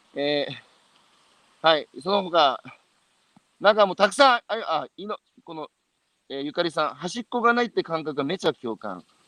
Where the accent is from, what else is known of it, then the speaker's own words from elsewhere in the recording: Iwate, Japan; 僕のふるさとは岩手